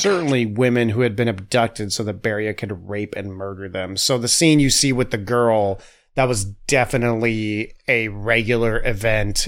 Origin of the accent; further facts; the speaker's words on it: United States; I'm a dumb American